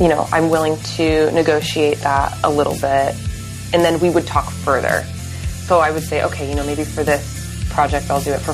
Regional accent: Orange County, California, United States; moved away; I'm from Orange County, and that's where I've lived pretty much most of my career

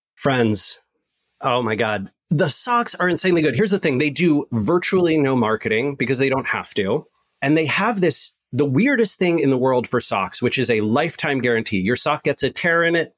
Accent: West Coast, United States; I'm from the West Coast.

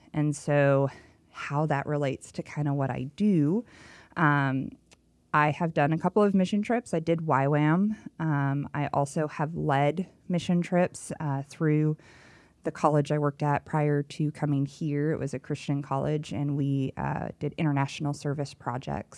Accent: Los Angeles, California, United States; accent: Valley Girl; moved away; born and raised in Los Angeles, and I spent twenty-seven years, so I have a legit Valley Girl accent

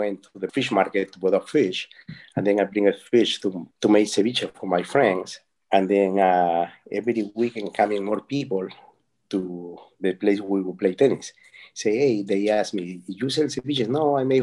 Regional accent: Ica, Peru; English is a second language; moved away as an adult; also born or lived in Lima, Peru; now in Key Biscayne, United States; I was born in Ica, Peru

